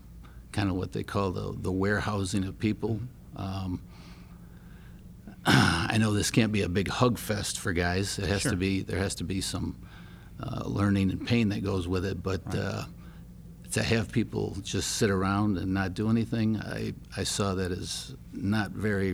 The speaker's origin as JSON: {"language": "English", "town": "Grand Rapids", "region": "Michigan", "country": "United States", "said": "Grand Rapids, Michigan."}